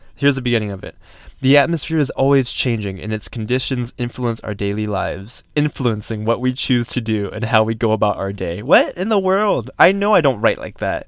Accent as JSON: {"language": "English", "region": "Georgia", "country": "United States", "tie": "born or raised there", "moved": "yes", "lives_now": "Colorado, United States", "said": "it was nice to be back in my home state"}